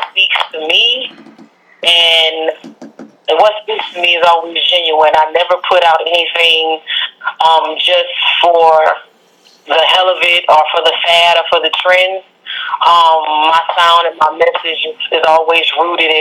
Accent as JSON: {"language": "English", "town": "Lafayette", "region": "Louisiana", "country": "United States", "tie": "born or raised there", "moved": "yes", "lives_now": "Houston, United States", "said": "I've been here in Houston for a long time, but I'm actually from Lafayette, Louisiana. So that's my roots"}